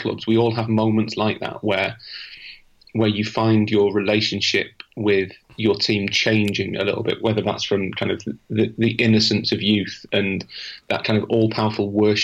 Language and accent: English; United Kingdom; being British